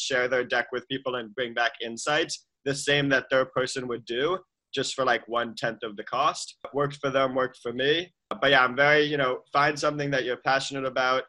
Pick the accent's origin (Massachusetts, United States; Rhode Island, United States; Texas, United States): Massachusetts, United States; Boston; I grew up in Boston, normal, let's say like conservative Jewish Boston family